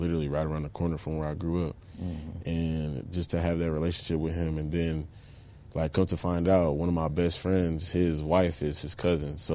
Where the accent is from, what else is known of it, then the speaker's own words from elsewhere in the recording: Englewood, Ohio, United States; moved away as an adult; now in Ann Arbor, United States; I grew up in Inglewood